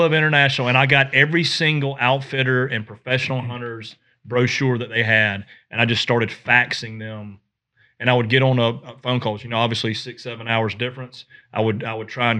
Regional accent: the South, United States; growing up in the South and being a whitetail guy

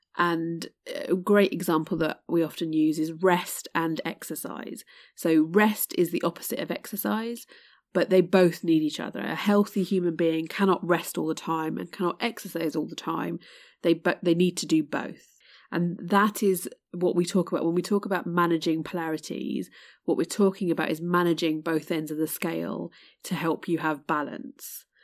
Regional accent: United Kingdom; my heritage is Indian, um, but born in the U K

